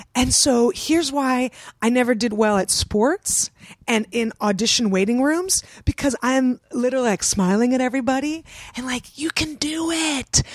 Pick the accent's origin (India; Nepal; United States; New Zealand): United States; San Francisco, California; I grew up in San Francisco.